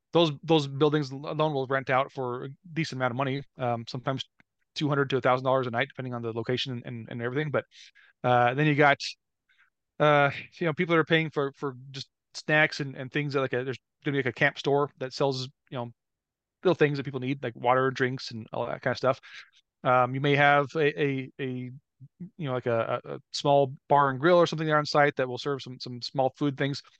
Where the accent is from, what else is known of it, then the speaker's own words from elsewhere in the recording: Omaha, Nebraska, United States; I grew up around Omaha, Nebraska.